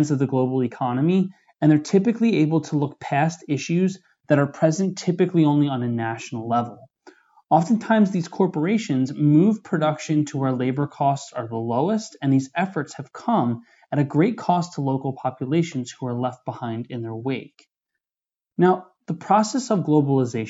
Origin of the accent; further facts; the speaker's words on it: Horsham, Pennsylvania, United States; in my hometown of Horsham, Pennsylvania